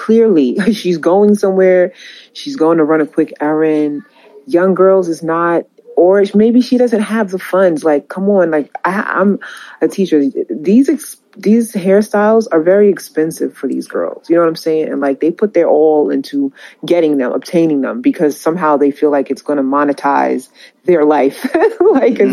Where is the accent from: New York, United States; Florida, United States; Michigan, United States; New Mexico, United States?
New York, United States; I'm from New York